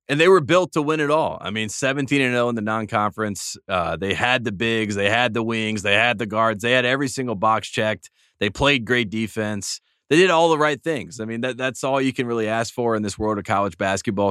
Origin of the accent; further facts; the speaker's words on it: North Carolina, United States; I'm from North Carolina